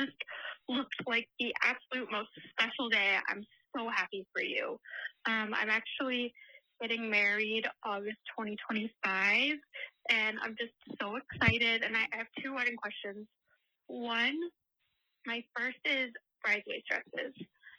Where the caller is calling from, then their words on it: Arizona, United States; I'm calling from Arizona.